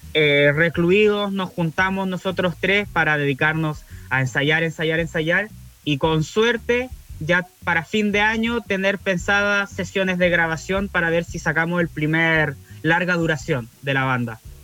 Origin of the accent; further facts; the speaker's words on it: Valdivia, Los Ríos, Chile; somos de Valdivia